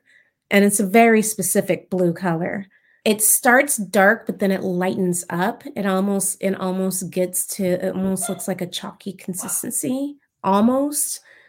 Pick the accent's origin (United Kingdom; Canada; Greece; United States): United States; Oceanside, California; born there; also born or lived in San Diego; I was actually born in California in Oceanside. My family, they were just from the South.